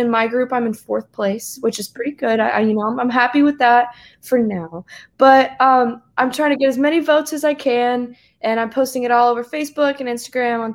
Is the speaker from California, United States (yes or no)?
no; South Carolina, United States; accent: twang; I'm from South Carolina, so I've got a little bit of a twang